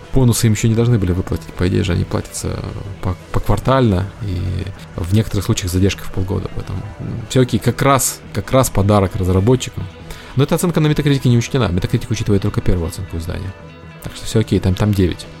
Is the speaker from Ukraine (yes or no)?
yes; Ukraine; я украинец